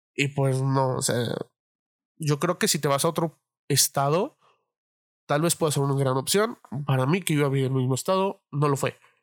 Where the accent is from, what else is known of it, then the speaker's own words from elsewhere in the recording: Mexico City, Mexico; moved away as an adult; la Ciudad de México, de donde soy, porque ahorita estoy viviendo en otro lado